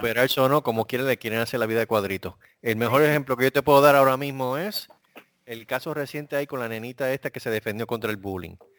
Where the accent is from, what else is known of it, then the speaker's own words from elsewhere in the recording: Puerto Rico; moved away; yo soy de Puerto Rico